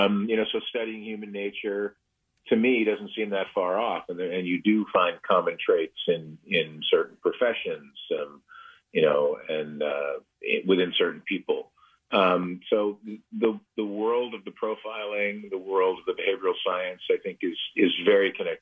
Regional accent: Lakewood, New Jersey, United States; Seaside. Well, I'd say that, but Seaside or Point Pleasant.

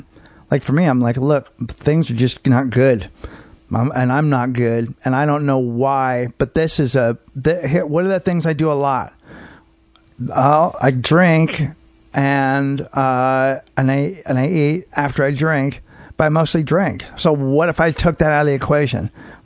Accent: San Francisco, California, United States; also born or lived in Marin; San Francisco and Marin.

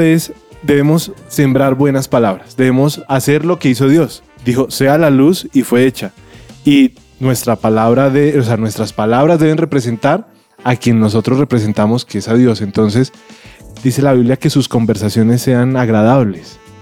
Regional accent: Colombia; nosotros como colombianos

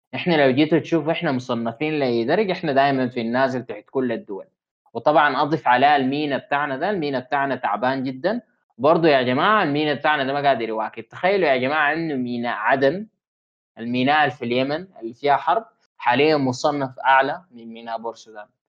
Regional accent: Sudan; عندنا في السودان

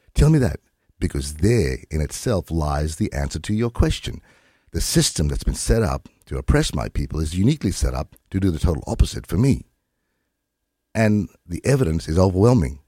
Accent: lower Gulf of Carpentaria, Queensland, Australia; I'm from the Whanyi, Garawa, and Gangalita tribes of the lower Gulf of Carpentaria

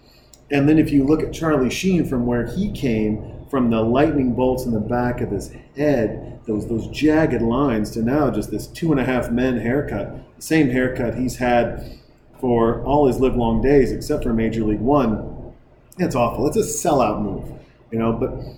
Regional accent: Canada; she will sometimes ask me, she's like, I'm sorry, am I talking to a real Canadian? I'm like, that's my accent.

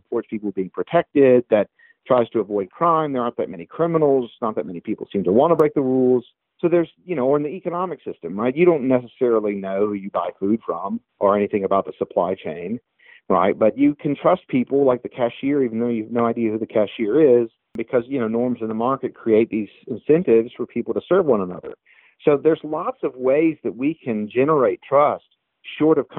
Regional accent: South Alabama, United States; moved away; growing up in South Alabama

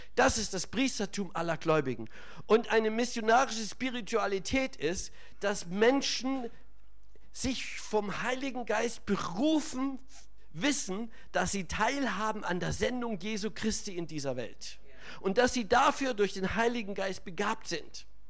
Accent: Germany; bei uns in Deutschland

